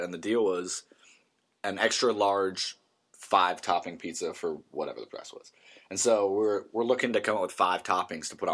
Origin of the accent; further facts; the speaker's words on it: United States; I'm a American